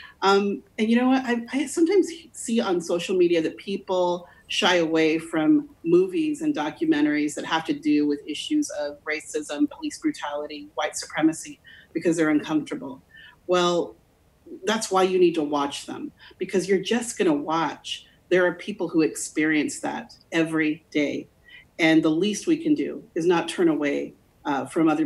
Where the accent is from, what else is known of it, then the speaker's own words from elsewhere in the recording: Burley, Idaho, United States; I grew up in Burley, Idaho